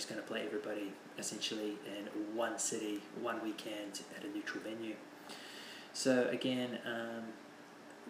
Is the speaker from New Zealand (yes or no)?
yes; New Zealand; now in Asia; I'm a New Zealander